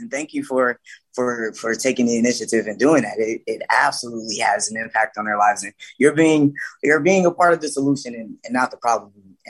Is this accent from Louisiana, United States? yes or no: yes; Louisiana, United States; now in Las Vegas, United States; I'm actually from Louisiana.